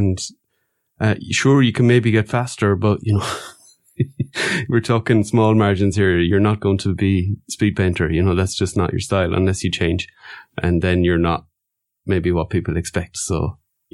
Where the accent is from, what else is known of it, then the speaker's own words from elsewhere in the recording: Ireland; moved away as an adult; now in Luxembourg; I'm from Ireland